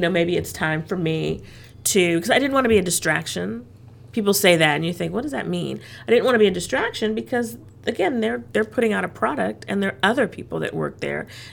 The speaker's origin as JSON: {"language": "English", "town": "Los Angeles", "region": "California", "country": "United States", "tie": "born or raised there", "also_born_or_lived": "South Carolina", "moved": "as an adult", "lives_now": "Atlanta, United States", "said": "I grew up in Los Angeles, so I was used to large cities"}